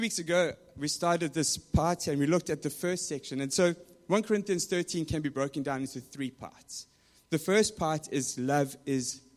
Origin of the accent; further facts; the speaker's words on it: South Africa; moved away; growing up in South Africa